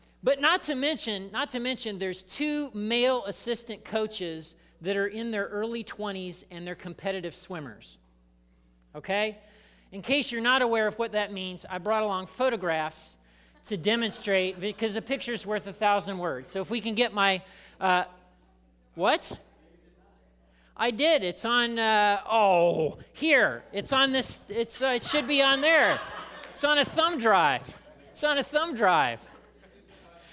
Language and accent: English; Indiana, United States; moved away; I grew up in Indiana